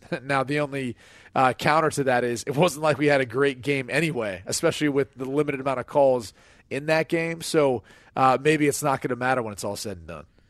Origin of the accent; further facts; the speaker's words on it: Midwest, United States; I'm from the Midwest, came from a blue collar family